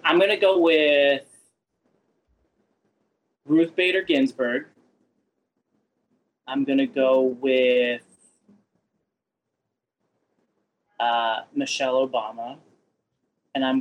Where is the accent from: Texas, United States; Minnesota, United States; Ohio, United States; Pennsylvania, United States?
Pennsylvania, United States; Pittsburgh; moved away; also born or lived in Winchester, Virginia; my parents, growing up, they would take us to the Benenum Center to see musicals in Pittsburgh. So I grew up going to see theater